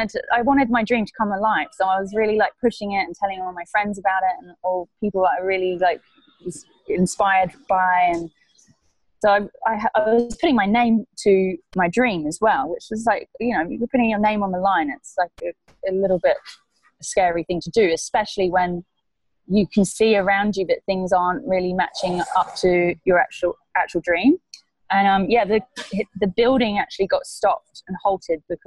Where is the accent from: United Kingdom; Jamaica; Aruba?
United Kingdom; England; moved away as an adult; also born or lived in Byron Bay, Australia; now in Mexico; originally I'm from England